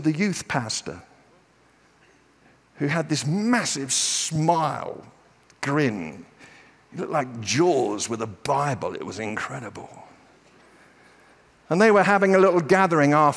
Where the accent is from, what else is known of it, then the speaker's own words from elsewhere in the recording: United Kingdom; I'm British